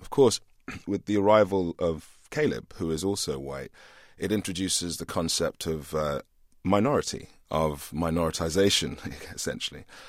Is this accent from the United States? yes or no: no; England, United Kingdom; growing up in England in the eighties